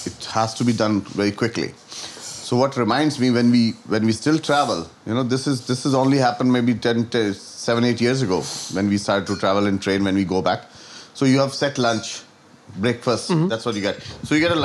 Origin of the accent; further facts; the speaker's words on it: Gwalior, Madhya Pradesh, India; now in Dublin, Ireland; they still have those shops in India, in Gwalior, in my hometown